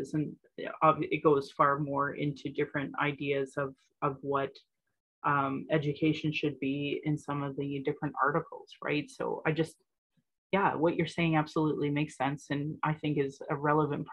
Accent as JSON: {"language": "English", "town": "Sylvan Lake", "region": "Alberta", "country": "Canada", "tie": "born or raised there", "also_born_or_lived": "Calgary, Alberta / Northwest Territories", "said": "I used to be a sea cadet when I was growing up in Sylvan Lake"}